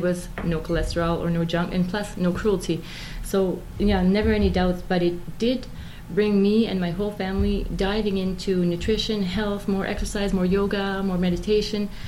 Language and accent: English; Moncton, New Brunswick, Canada; also born or lived in Campbellton; I was born in Campbellton, and we moved to Moncton when I was about six years old